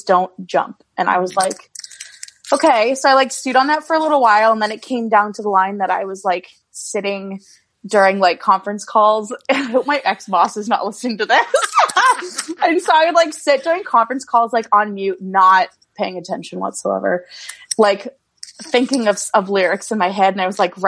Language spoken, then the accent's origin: English; Swanzey, New Hampshire, United States; I'm a country songwriter from Swansea, New Hampshire.